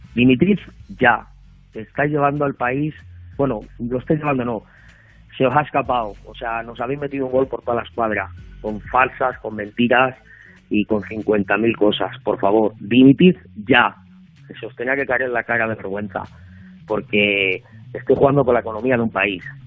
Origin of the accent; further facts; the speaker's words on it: Salamanca, Castile and León, Spain; soy, soy de Salamanca, ambas cosas. Soy de Salamanca